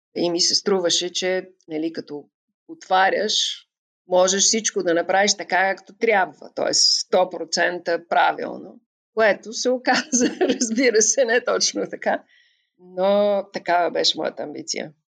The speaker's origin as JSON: {"language": "Bulgarian", "country": "Bulgaria", "tie": "born or raised there", "moved": "as an adult", "lives_now": "Tbilisi, Georgia", "said": "откривах света до толкова, доколкото той можеше да ни бъде представен в България"}